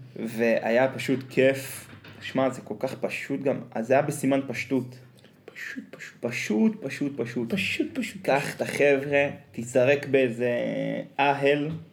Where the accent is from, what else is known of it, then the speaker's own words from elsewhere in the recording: Northern Israel, Israel; אנחנו צפונבונים, כי אנחנו מהצפון